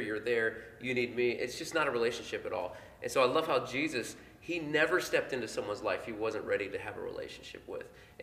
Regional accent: Portland, Indiana, United States; now in Indianapolis, United States; I'm from Portland, Indiana, population 6,000.

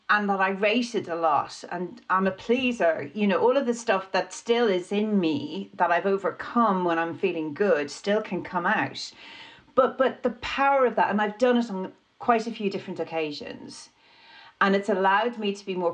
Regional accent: Ireland; being Irish

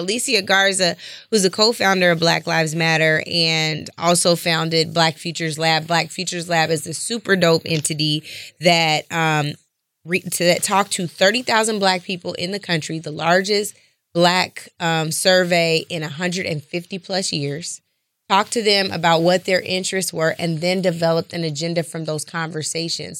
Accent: Seattle, Washington, United States; born and raised in Seattle, Washington

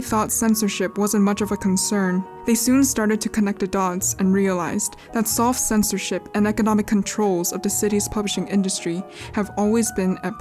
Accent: United States; As an American myself

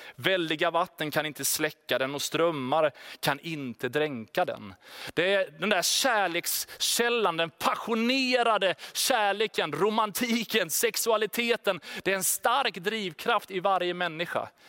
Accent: Sweden; Vi är ju liksom svenskar, vi är stöpta väldigt tydligt i en form av självständighet, individualism.

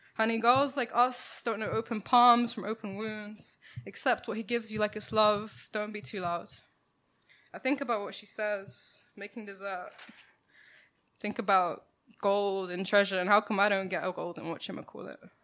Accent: London, United Kingdom; I grew up in Ladbroke Grove, um, down the road from Grenfell Tower

